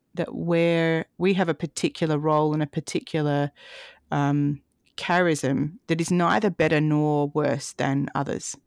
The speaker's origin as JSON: {"language": "English", "town": "Adelaide", "region": "South Australia", "country": "Australia", "tie": "born or raised there", "also_born_or_lived": "Canberra", "moved": "as an adult", "said": "I moved back from Canberra to Adelaide last year, and Adelaide is where I grew up"}